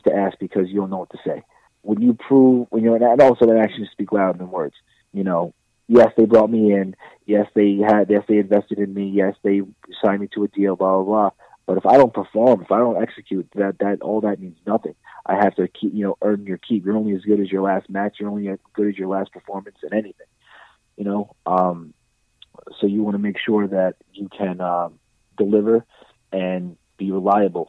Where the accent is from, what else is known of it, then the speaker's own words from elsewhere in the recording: Baldwin, New York, United States; I grew up in Baldwin, New York. It's out in Long Island.